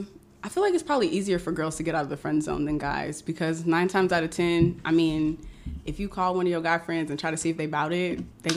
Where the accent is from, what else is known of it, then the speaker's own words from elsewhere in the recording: Houston, Texas, United States; moved away; I'm from Houston, Texas, here at Ross, too.